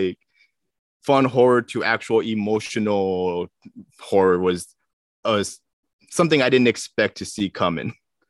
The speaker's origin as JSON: {"language": "English", "region": "Minnesota", "country": "United States", "said": "it resonated pretty well with me because I came from Minnesota. So there was a lot of those microaggressions."}